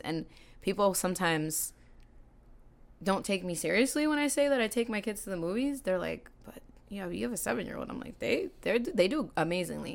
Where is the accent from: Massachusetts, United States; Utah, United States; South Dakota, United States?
Massachusetts, United States; Salem; I was born and raised in Salem, um, still there now